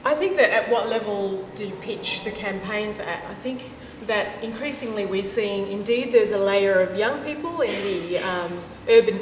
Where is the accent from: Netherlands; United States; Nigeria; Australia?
Australia; also born or lived in Indonesia; I was growing up in Australia, when I first arrived here from Indonesia, and I was growing up in the mid to late 80s